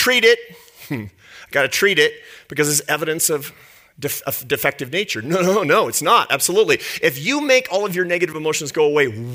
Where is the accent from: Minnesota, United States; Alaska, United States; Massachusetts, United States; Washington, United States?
Washington, United States; Seattle; I grew up in Seattle, in a lower middle class neighborhood in Seattle